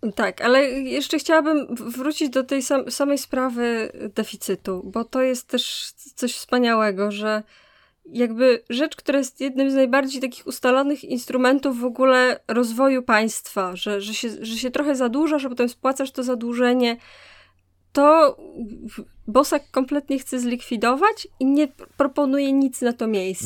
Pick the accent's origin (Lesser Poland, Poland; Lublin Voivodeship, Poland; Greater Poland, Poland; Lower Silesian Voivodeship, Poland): Lower Silesian Voivodeship, Poland; Wrocław; ja jako wrocławianka z, z dziada pradziada